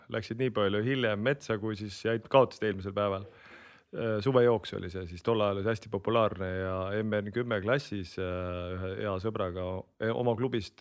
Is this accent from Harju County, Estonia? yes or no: yes; Kehra, Harju County, Estonia; also born or lived in Hiiumaa; Harjumaal Kehras, kust ma pärit olen